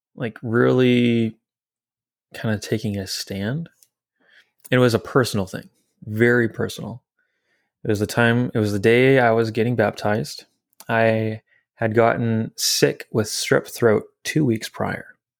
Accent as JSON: {"language": "English", "town": "French Lick", "region": "Indiana", "country": "United States", "tie": "born or raised there", "moved": "yes", "said": "I grew up in Indiana. French Lick, Indiana specifically"}